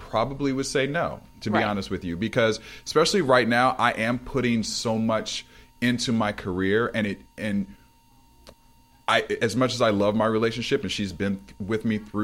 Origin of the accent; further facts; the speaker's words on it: Ohio, United States; now in Los Angeles, United States; I'm from Ohio originally